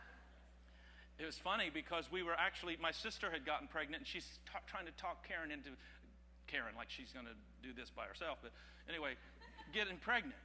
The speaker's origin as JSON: {"language": "English", "town": "Terre Haute", "region": "Indiana", "country": "United States", "said": "I'm from Terre Haute, Indiana"}